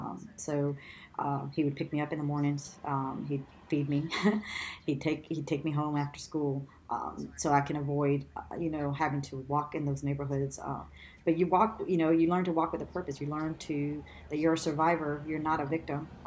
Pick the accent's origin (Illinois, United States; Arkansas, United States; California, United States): California, United States; Los Angeles; I grew up in East